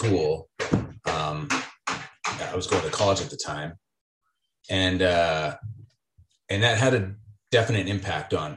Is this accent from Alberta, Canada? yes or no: yes; Leduc, Alberta, Canada; I was born and raised in Leduc. I'm kind of one of the few guys here who's actually from the community. And has lived here my whole life.